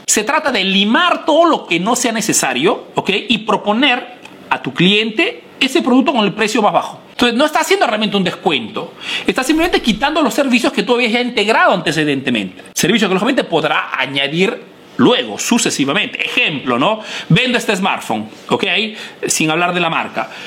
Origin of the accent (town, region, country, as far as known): Peru; now in Italy